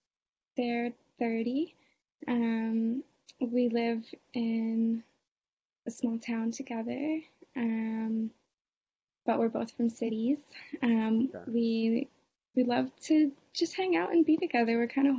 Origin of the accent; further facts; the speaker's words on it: Boston, Massachusetts, United States; I know a lot of people get married young. I'm from Boston. It's a little less that way.